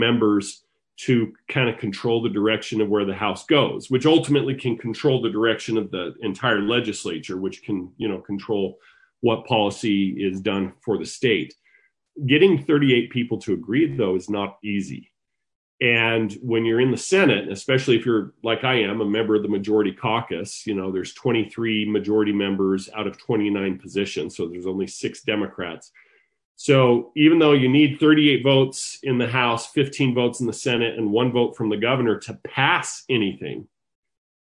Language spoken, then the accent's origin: English; Sandy, Utah, United States; also born or lived in Salt Lake City, Utah; now in Lehi, United States; I am a native Utahn, but I am not originally from Lehigh. I was born in Salt Lake City and raised in Sandy